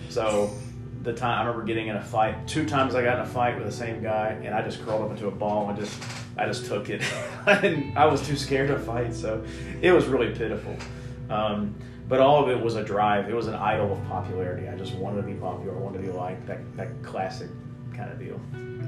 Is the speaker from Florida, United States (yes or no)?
no; Lexington, Kentucky, United States; I grew up in a Christian home in Lexington, Kentucky